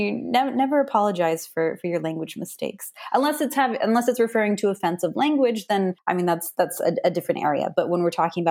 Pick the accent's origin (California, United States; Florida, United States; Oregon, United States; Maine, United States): Maine, United States; I'm similar in the sense where I'm kind of from Maine, and so end of the Appalachian Trail.